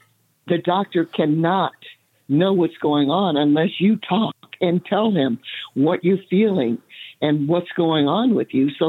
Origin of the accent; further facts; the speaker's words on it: the South, United States; growing up in the South, I didn't have that opportunity. There was no one that looked like me that did what I ended up doing.